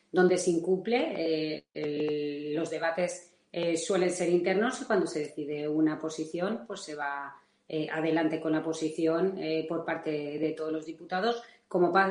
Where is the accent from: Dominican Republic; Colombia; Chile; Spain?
Spain; Valencian Community; como se dice en mi tierra, que, es Valencia